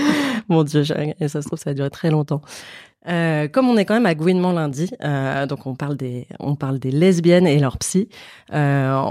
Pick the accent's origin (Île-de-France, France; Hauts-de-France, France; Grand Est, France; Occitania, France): Île-de-France, France; Paris; je suis une femme cis de 37 ans. Euh, je suis parisienne, je suis blanche, je suis lesbienne.